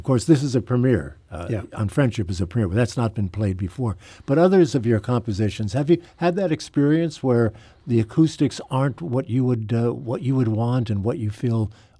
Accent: Whitney Houston's hometown, New Jersey, United States; She grew up in my hometown

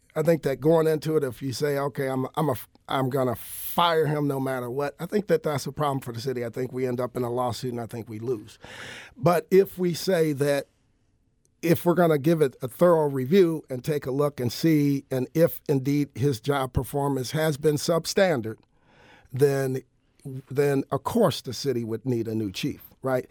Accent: Joliet, Illinois, United States; moved away as an adult; now in St. Louis, United States; I'm originally from Joliet, Illinois

